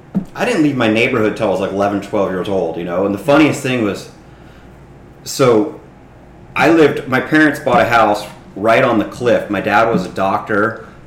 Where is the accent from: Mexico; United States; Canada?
United States; Laguna Beach, California; I grew up in Laguna, and Snips and I, you know, we were part of that South Laguna tribe, which was completely different from the town guys